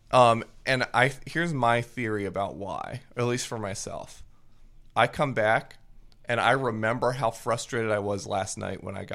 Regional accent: Japan; um because I grew up in Japan.

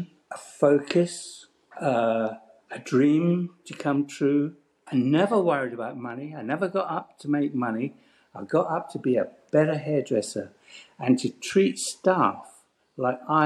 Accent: Paisley, Scotland, United Kingdom; when you land in Paisley, you're actually landing in Glasgow Airport. So I'm 6 miles from Glasgow Airport

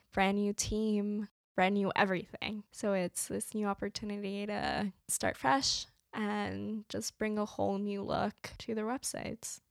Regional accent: New Jersey, United States; I grew up in New Jersey

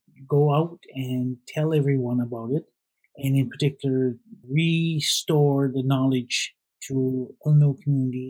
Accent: Canada; I grew up in Baligoid First Nation, but nobody really knows where that is

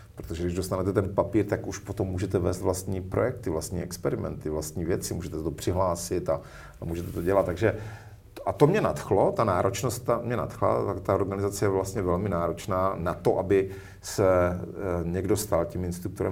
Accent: Zábřeh, Olomouc Region, Czechia; já jsem se narodil v Zábřeze na Moravě, vyrůstal jsem v lesích od dětství

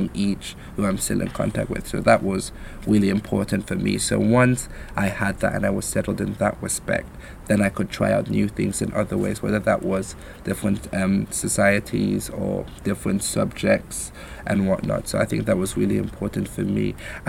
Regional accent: United Kingdom; moved away as an adult; now in Nottingham, United Kingdom; I'm from further up north

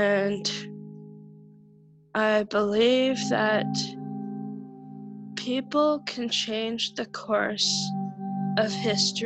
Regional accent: Kapuskasing, Ontario, Canada; born or raised there; also born or lived in Barrie, Ontario

